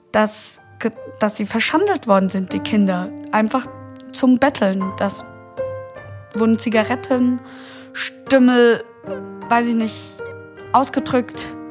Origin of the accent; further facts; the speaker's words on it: Romania; born there; Also ich bin 1992 geboren in Rumänien und meine leibliche Mutter war eine umgangssprachlich Zigeunerin, so eine Roma-Zigeunerin